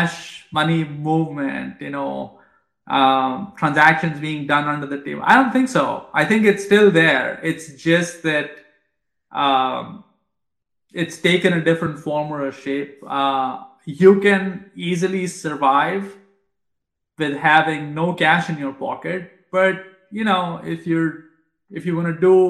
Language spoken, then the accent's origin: English; India; moved away; I grew up in India